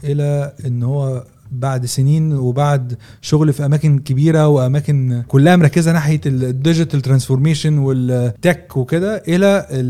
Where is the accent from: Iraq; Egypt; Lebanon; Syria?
Egypt; احنا كمصريين